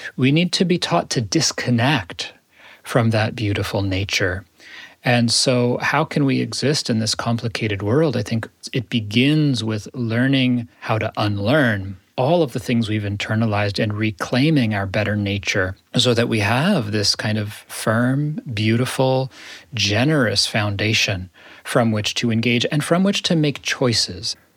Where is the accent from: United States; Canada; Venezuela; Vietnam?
United States; as an American, as a Jew, as a spiritual teacher